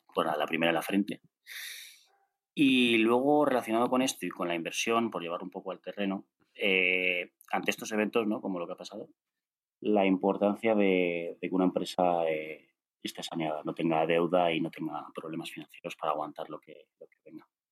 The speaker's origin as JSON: {"language": "Spanish", "town": "León", "region": "Castile and León", "country": "Spain", "said": "soy de León"}